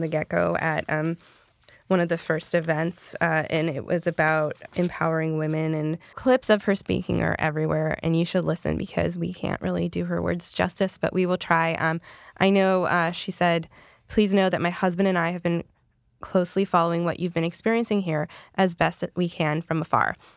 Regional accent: the Carolinas, United States; I'm from the Carolinas

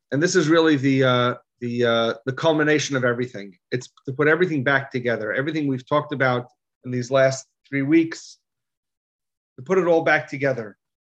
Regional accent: United States; All of us here were, were, were raised in America

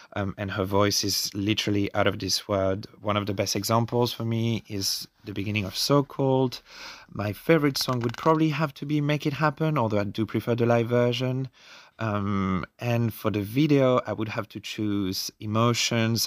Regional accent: Australia; growing up in Australia

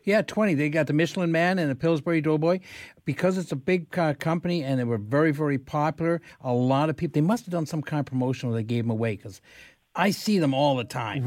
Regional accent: London, Ontario, Canada; also born or lived in Lindsay, Ontario; I grew up in London

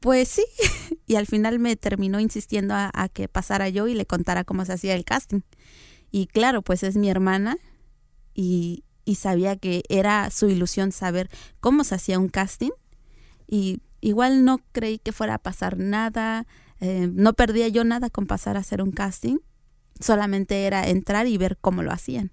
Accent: Tlaxiaco, Oaxaca, Mexico; yo soy oaxaqueña. Nací en una comunidad que se llama Heroica Ciudad de Tlajiaco, Oaxaca.

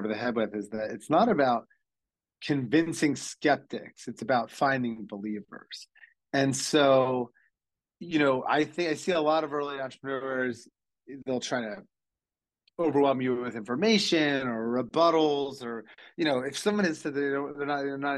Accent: Ocean City, Maryland, United States; I'm from Ocean City, Maryland, which is a small mid-Atlantic beach resort town

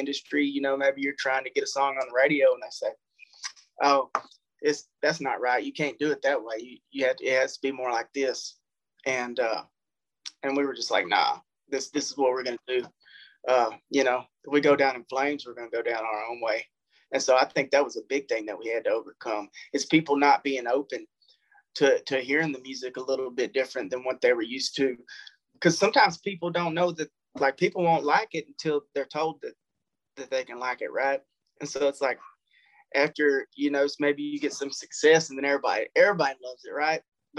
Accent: Natchez, Mississippi, United States; It's like, oh, really? I'm from Natchez, man. You got to pop daylight back there.

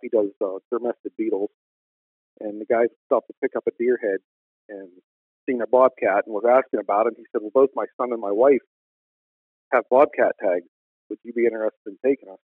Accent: Northwest Pennsylvania, United States; I'm from Northwest Pennsylvania

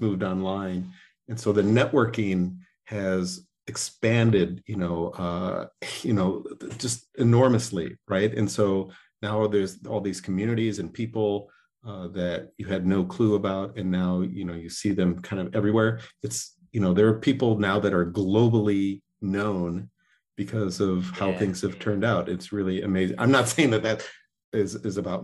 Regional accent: Joliet, Illinois, United States; moved away; also born or lived in Chicago; I grew up in Joliet, but I've lived in Chicago for many, many years

